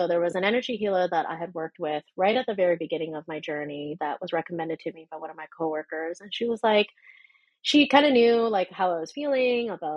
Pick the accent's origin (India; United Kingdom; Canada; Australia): Canada; being a Canadian